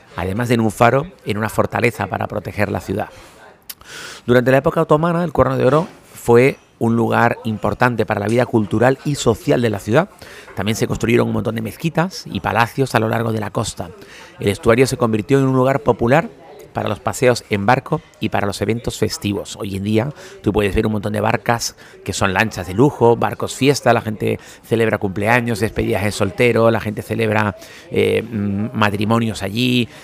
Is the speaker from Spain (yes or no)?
yes; Spain; now in Turkey; como los españoles